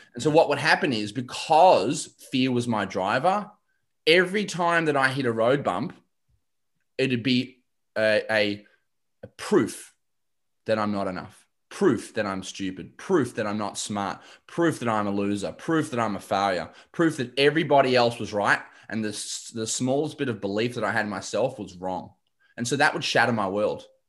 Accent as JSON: {"language": "English", "town": "Shepparton", "region": "Victoria", "country": "Australia", "tie": "born or raised there", "said": "I grew up in Shep."}